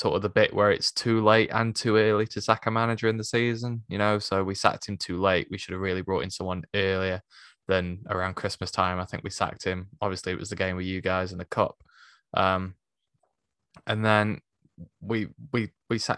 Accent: Stoke-on-Trent, West Midlands, United Kingdom; moved away as an adult; now in Solihull, United Kingdom; I was born and raised in Stoke, but I now live in, well, I now live in Solihull

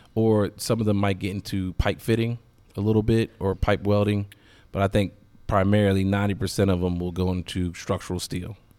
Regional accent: Williamsburg, Virginia, United States; moved away as an adult; now in Richmond, United States; I'm from Williamsburg, so I didn't want to move too far from home

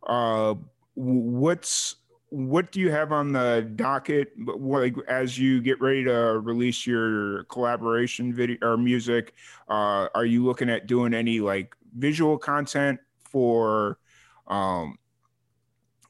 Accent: Chicago, Illinois, United States; I'm from Chicago

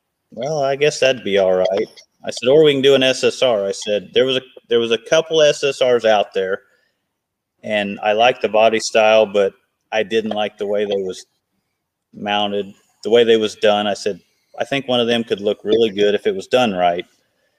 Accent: Altamont, Illinois, United States; my hometown of Altamont

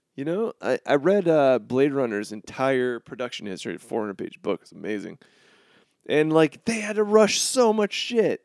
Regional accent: Florida, United States; now in Chicago, United States; I'm from Florida

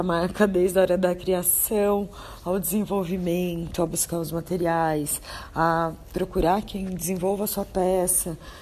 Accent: interior of São Paulo, Brazil; moved away as an adult; now in São Paulo, Brazil; Eu sou do interior de São Paulo

